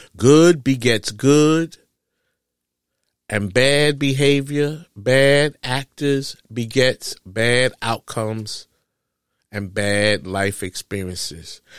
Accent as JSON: {"language": "English", "town": "New York City", "region": "New York", "country": "United States", "tie": "born or raised there", "said": "growing up in New York City"}